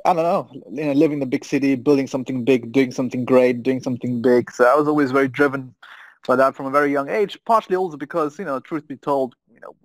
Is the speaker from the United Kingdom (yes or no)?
no; a small village an hour from Munich, Bavaria, Germany; I was born and bred in Germany